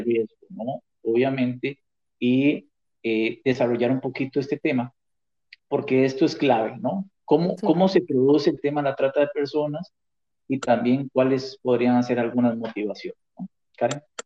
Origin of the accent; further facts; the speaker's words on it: Costa Rica; moved away as an adult; now in New York, United States; yo estoy radicado en, Nueva York hace cuatro años y yo soy costarricense